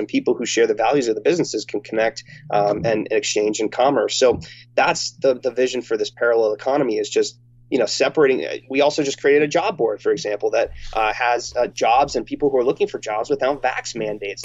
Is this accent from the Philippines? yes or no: no; United States